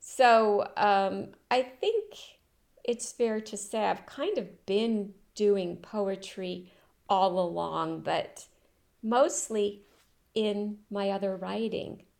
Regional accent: Rockport, Maine, United States; moved away as an adult; also born or lived in Europe; now in France; I was born in Maine. uh, in and around Rockport, Camden area, the coast

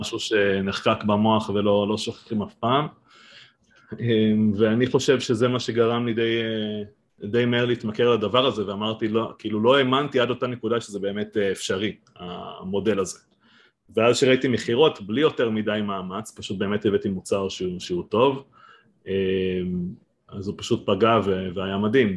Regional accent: Giv'at Ela, Northern District, Israel; moved away as an adult; now in Kibbutz Mahanayim, Israel; אני במקור מגבעת אלה, מעמק יזרעאל, ואשתי מביריה

